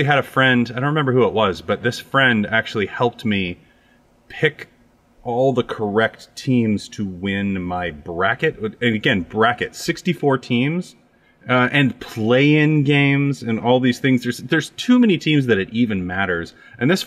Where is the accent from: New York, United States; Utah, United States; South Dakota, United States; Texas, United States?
South Dakota, United States; Custer; In the Black Hills of South Dakota, I grew up in Custer.